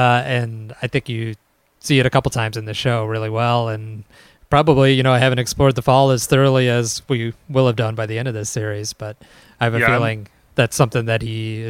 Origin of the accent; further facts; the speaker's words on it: Chicago, Illinois, United States; accent: Midwestern Chicago; But I blame my Midwestern Chicago accent for that one.